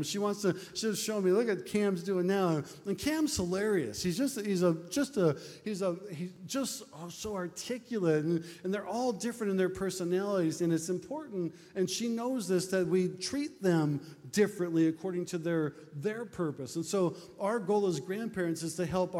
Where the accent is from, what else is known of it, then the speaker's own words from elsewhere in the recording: Nebraska, United States; We're from Nebraska.